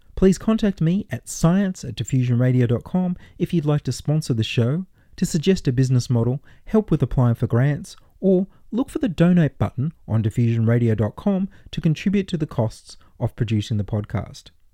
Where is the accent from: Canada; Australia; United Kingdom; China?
Australia; we can be identified as Australians